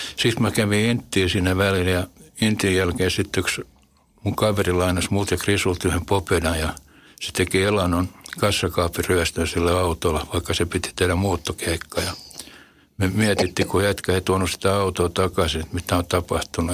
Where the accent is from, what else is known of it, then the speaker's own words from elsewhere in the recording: Helsinki, Uusimaa, Finland; Punavuoren nahmi. Se oli mun lapsuuden koti